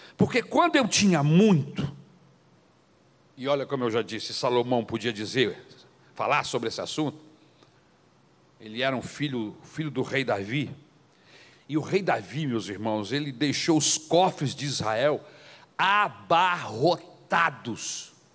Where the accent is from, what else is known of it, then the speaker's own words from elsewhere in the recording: Brazil; nós que somos brasileiros, por causa da nossa cultura católica